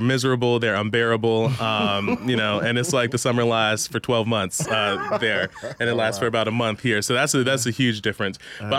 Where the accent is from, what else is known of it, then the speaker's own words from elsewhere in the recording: Chicago, Illinois, United States; moved away as an adult; also born or lived in Washington, D.C.; now in Milwaukee, United States; I was born and raised in Chicago, and then as you mentioned, I'm an HBCU graduate, so I went to Howard University